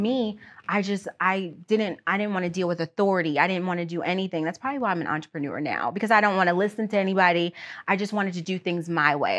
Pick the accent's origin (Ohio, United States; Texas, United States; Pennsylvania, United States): Pennsylvania, United States; outside Erie; I was born outside of Erie, P